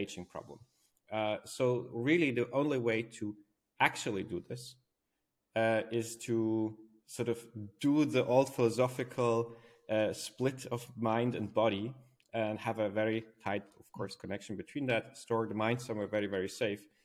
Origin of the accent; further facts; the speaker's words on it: Switzerland; from where I was born in Switzerland, it's a very beautiful country